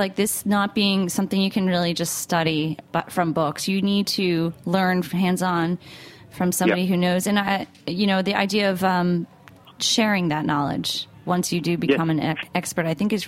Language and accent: English; United States; I'm from New York, New Jersey